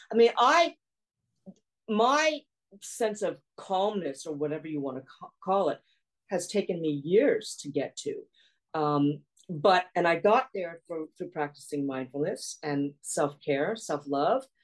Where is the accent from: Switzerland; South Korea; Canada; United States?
South Korea; born there; I was born in South Korea. I'm half Korean, half Caucasian.